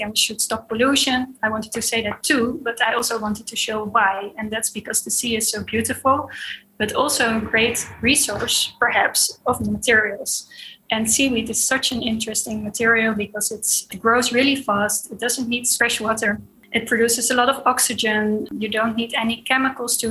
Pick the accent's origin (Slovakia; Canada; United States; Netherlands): Netherlands; The Hague, South Holland; I grew up in The Hague, near to the beach.